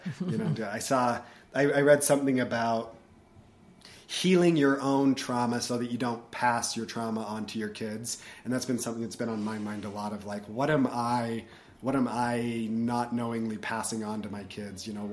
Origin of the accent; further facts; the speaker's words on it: Salt Lake City, Utah, United States; I was born and raised in Salt Lake City